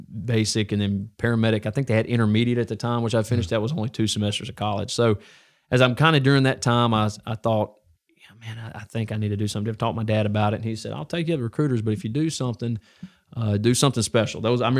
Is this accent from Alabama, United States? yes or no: yes; Alabama, United States; I went to Mortimer Jordan, so I grew up here in North Jefferson.